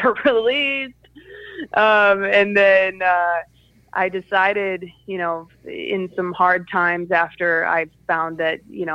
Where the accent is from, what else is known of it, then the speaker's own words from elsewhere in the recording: Skokie, Illinois, United States; I'm from Chicago originally, a little place called Skokie, Illinois, in the northwestern suburbs of Chicago. Grew up there for most of my life.